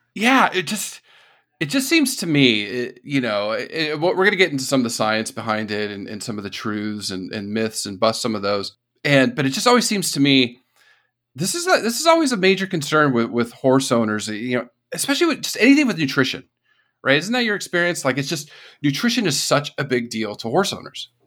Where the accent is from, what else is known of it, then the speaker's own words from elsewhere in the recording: the desert part of California, United States; moved away; also born or lived in East Coast / Texas / South Carolina / Florida; growing up in California, the desert part of California